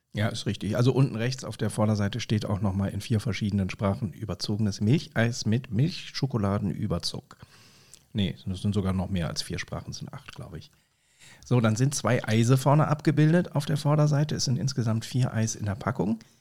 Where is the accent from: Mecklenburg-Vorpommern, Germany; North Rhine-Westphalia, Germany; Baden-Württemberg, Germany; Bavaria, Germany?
North Rhine-Westphalia, Germany; Bonn; als Lokalpatriot, als gebürtiger Bonner